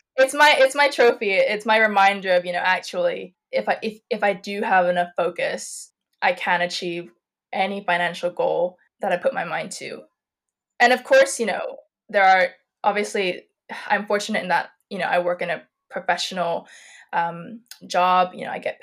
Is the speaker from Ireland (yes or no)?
yes; Ireland; also born or lived in Malaysia; I was born in Malaysia, and my family moved to Ireland when I was 5. So we were like first generation immigrants